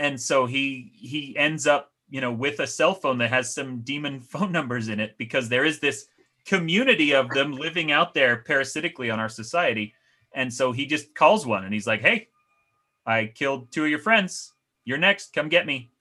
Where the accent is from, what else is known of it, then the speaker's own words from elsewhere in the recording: Salt Lake City, Utah, United States; I grew up in Salt Lake City, Utah